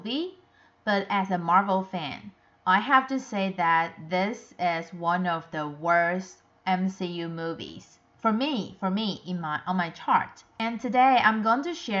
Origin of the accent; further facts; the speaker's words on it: Taiwan; I'm from Taiwan